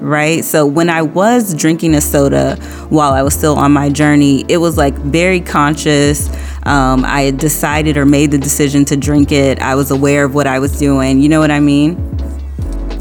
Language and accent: English; New Orleans, Louisiana, United States; moved away; I am from New Orleans, and I moved out of state when I was younger